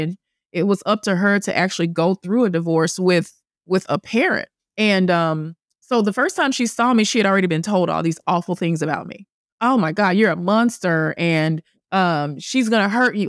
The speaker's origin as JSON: {"language": "English", "region": "the South", "country": "United States", "also_born_or_lived": "Manhattan", "moved": "yes", "said": "I'm from the South. I'm Christian. I'm the oldest child"}